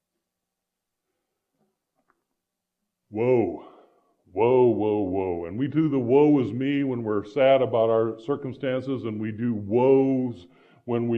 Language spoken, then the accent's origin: English; Iowa, United States; moved away; also born or lived in Phoenix, Arizona; I grew up in Iowa.